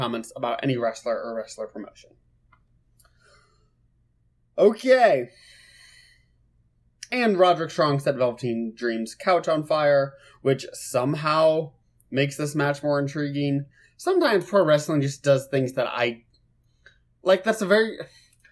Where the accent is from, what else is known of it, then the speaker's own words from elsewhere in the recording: Lincoln, Nebraska, United States; I'm from Lincoln, Nebraska.